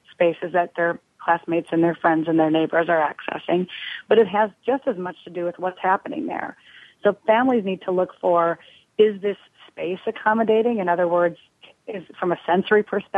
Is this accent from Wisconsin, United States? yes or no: yes; Green Bay, Wisconsin, United States; I'm from Green Bay